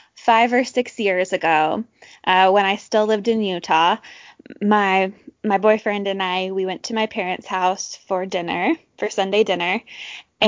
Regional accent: Orem, Utah, United States; I grew up in Orem, Utah

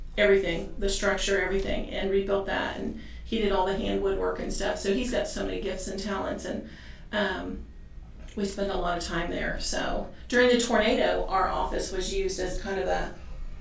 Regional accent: Pendleton, United States; I grew up right here on Broadway, and Tim grew up on Tile Street, and we've lived in town.

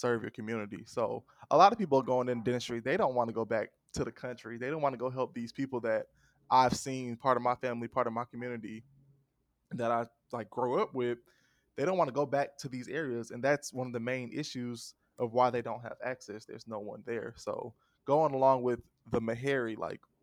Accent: Atlanta, Georgia, United States; I'm from Atlanta, but my family is from like the deep south

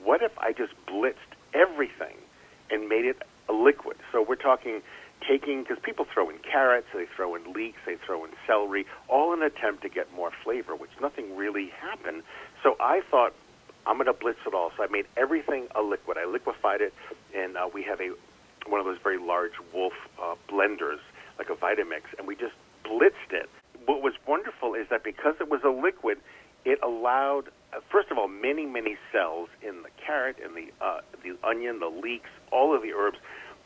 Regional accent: New England, United States; I'm from New England

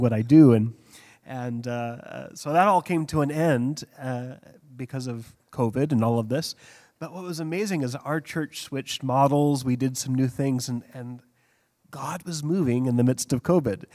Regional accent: United States; now in Hong Kong; being an American over there

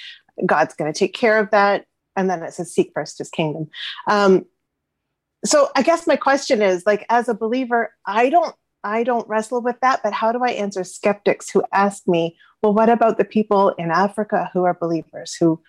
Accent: Ontario, Canada; I'm from Ontario, actually, from Canada.

